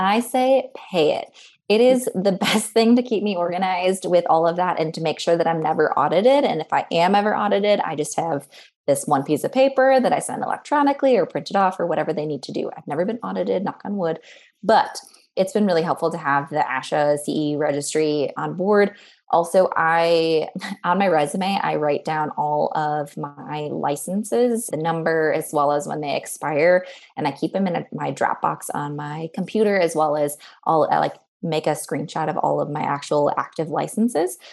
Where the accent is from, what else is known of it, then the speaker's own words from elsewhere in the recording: Chicago, Illinois, United States; moved away as an adult; also born or lived in San Jose / Cincinnati, Ohio; I was from Chicago, which is not far